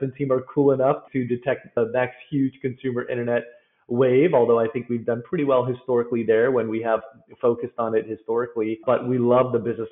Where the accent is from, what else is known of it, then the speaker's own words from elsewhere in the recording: Bay Area, California, United States; I was born and raised in the Bay Area